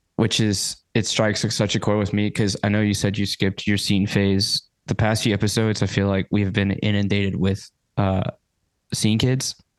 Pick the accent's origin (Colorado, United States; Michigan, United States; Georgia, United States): Georgia, United States; accent: twang; I'm from Georgia. So I I get a bit of that twang come through